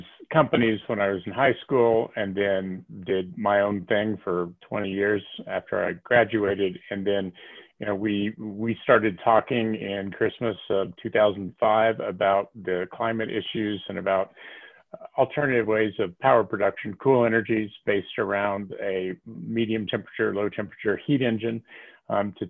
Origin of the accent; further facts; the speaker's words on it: Tennessee, United States; moved away as an adult; also born or lived in California; now in Boulder, United States; Born and raised in Tennessee